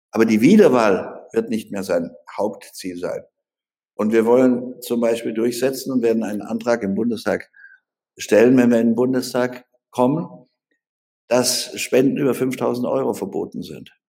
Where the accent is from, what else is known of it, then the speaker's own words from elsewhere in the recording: Baden-Württemberg, Germany; weggegangen und habe mir einen eigenen Wahlkreis in Baden-Württemberg, wo ich herkomme, erkämpfen müssen.